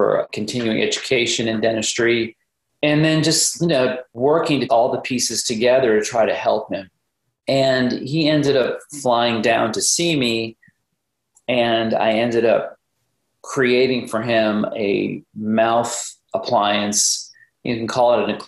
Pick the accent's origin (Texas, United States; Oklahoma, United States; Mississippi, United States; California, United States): Texas, United States; Dallas; also born or lived in Rapid City, South Dakota; I grew up in the Dallas area